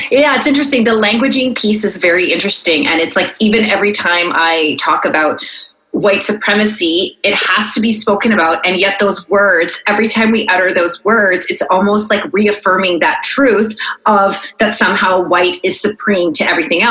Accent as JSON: {"language": "English", "country": "Canada", "said": "we're not American, we're Canadian"}